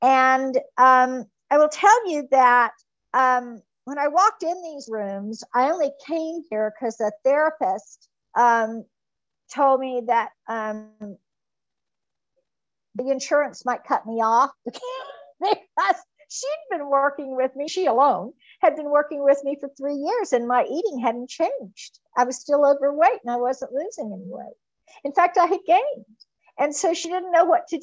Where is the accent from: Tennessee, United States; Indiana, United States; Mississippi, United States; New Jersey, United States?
Mississippi, United States; I was from Mississippi